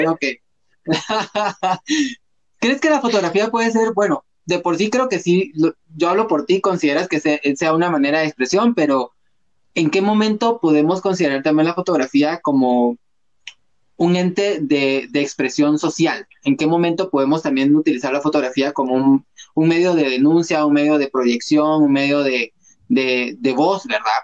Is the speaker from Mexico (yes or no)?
no; Guatemala; como guatemaltecos